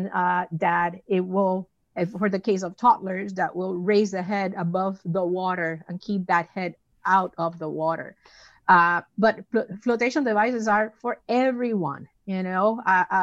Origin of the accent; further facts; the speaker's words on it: Puerto Rico; moved away; my hometown of Puerto Rico